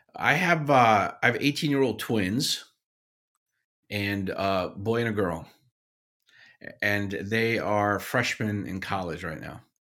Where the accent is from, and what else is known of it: Paterson, New Jersey, United States; born or raised there; also born or lived in Syria